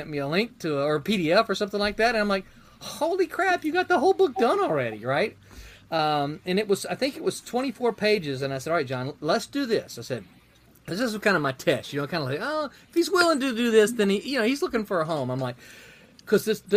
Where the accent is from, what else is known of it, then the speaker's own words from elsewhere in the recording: the South, United States; I'm from the South